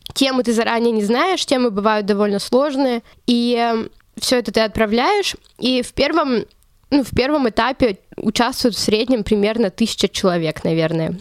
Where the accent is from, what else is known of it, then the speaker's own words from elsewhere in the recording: Chelyabinsk, Chelyabinsk Oblast, Russia; moved away as an adult; also born or lived in Saint Petersburg; now in Munich, Germany; Я вообще сама из Челябинска, я выросла там, школу закончила